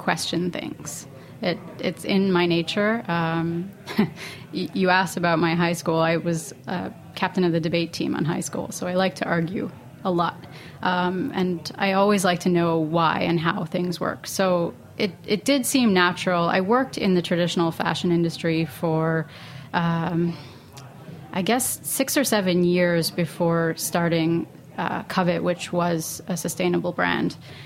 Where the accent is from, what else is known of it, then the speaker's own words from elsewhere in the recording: Canada; now in Brooklyn, United States; I'm not the product of hippie parents, but I am Canadian